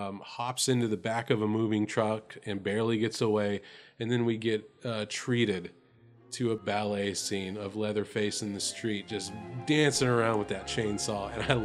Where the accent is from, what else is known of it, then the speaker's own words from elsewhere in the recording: Texas, United States; we're from Texas